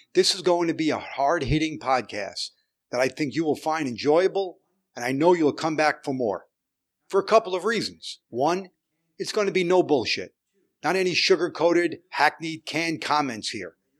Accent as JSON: {"language": "English", "town": "New York City", "region": "New York", "country": "United States", "tie": "born or raised there", "also_born_or_lived": "Manhattan", "said": "I was born in Brooklyn and lived there most of my life till I moved to Manhattan"}